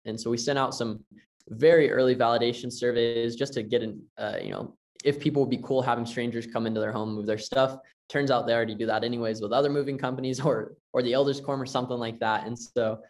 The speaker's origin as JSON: {"language": "English", "region": "Tennessee", "country": "United States", "also_born_or_lived": "Las Vegas", "moved": "yes", "said": "I'm from Tennessee originally"}